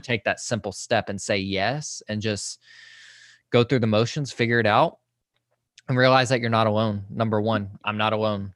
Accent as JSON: {"language": "English", "town": "Social Circle", "region": "Georgia", "country": "United States", "said": "I am from Social Circle, Georgia, which is, like, a very, very tiny town, about a hour east of Atlanta"}